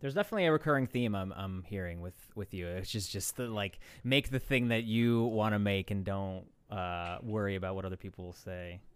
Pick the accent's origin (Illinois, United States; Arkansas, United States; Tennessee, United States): Illinois, United States; Chicago; now in Los Angeles, United States; I'm from Chicago